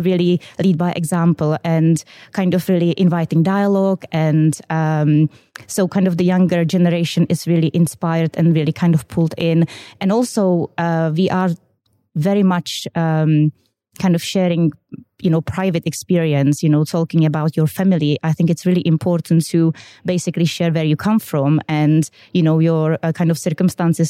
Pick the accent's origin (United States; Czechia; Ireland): Czechia; English is a second language; moved away as an adult; now in United Kingdom; you can see in my accent, I am originally from the Czech Republic.